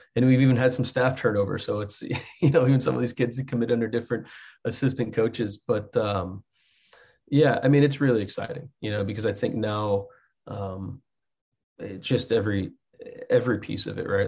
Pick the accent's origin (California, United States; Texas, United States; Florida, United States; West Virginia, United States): Texas, United States; moved away as an adult; now in Muncie, United States; I grew up in Texas